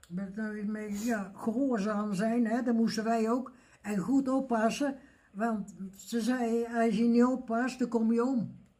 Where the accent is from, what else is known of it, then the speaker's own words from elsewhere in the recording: Elst, Gelderland, Netherlands; Geboren in Els